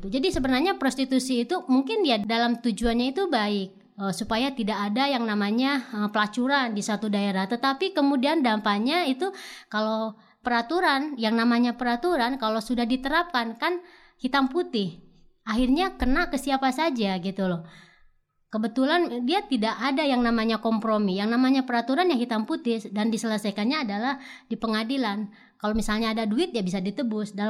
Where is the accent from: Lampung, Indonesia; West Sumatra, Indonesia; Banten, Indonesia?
Banten, Indonesia; Pandeglang; Misalnya dalam kasus di daerah saya di Pandeglang ada SK bupati yang mengharuskan pegawainya misalnya pakai jilbab